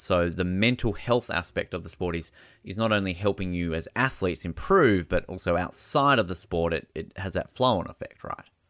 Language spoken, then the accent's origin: English; Australia; as an Australian